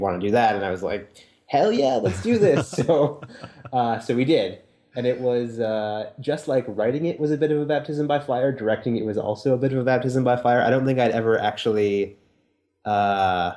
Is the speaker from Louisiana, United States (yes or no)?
no; Wisconsin, United States; moved away; also born or lived in New York; I'm from Wisconsin originally